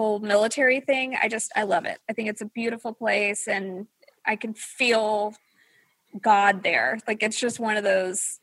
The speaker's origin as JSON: {"language": "English", "region": "Louisiana", "country": "United States", "tie": "born or raised there", "moved": "yes", "lives_now": "Texas, United States", "said": "I was born in Louisiana"}